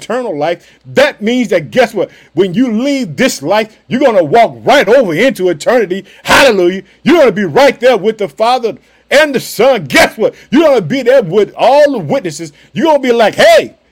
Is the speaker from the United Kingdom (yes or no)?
no; Illinois, United States; now in Chicago, United States; That's my home state. I live in the city of Chicago